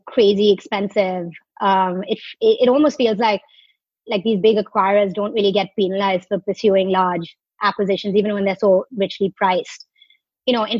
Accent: Mumbai, Maharashtra, India; moved away; I grew up in Bombay

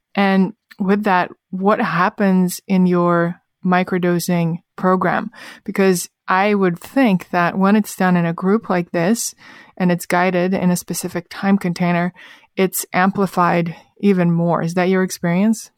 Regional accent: Russia; moved away; my personal experience growing up in Russia

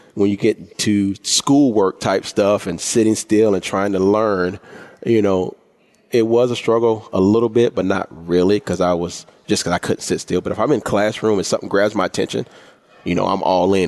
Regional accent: Orangeburg, South Carolina, United States; born or raised there

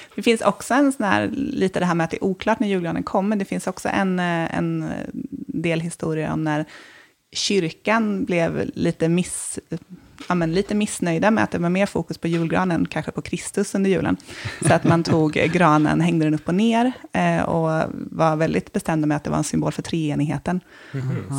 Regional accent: Småland, Sweden; moved away; Nu kommer jag från Småland, från en skogsgård, så jag är hemma liksom första advent nästan alltid

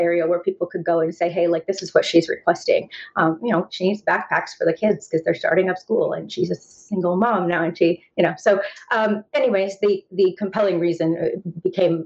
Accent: Indiana, United States; moved away; also born or lived in North Carolina / Los Angeles; So I grew up in a small town in Indiana. So I have kind of that Midwest upbringing

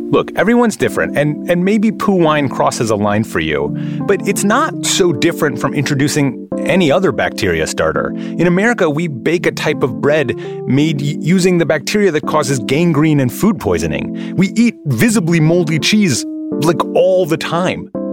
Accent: Midwest, United States; I grew up in the Midwest where I ate things like pickled herring

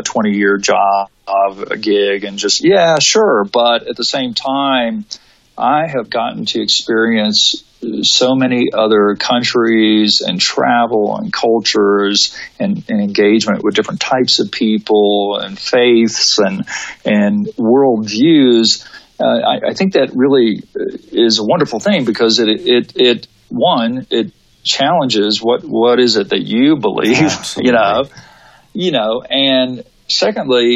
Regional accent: United States; we think as Americans

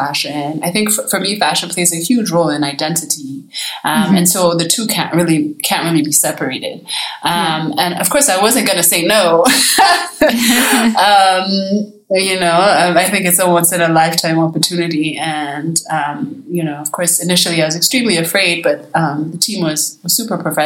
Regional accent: Kenya; me living in Kenya, you know, makes me an outsider already in some kind of way. I'm not Kenyan, right, even though I've lived here my whole life

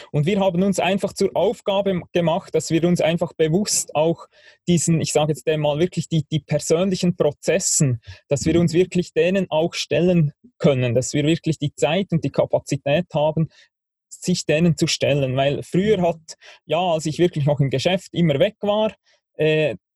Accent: Bern, Switzerland; Ja, also ich bin Schweizer, ich bin in der Schweiz aufgewachsen, im Berner Oberland, am Thunersee.

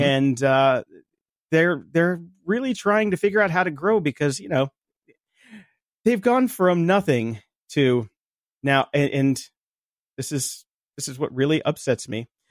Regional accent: Chicago, Illinois, United States; now in California, United States; we're from Chicago

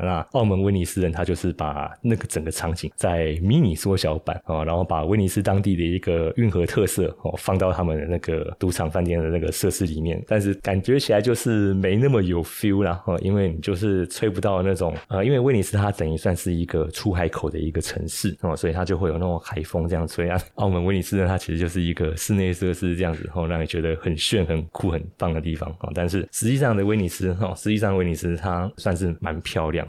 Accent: Taiwan; 身为台湾人，我们也蛮与有荣焉的哦，生活在这块土地上，我觉得，诶，真的不错。因为这样自己住起来这么多年，三十几年了

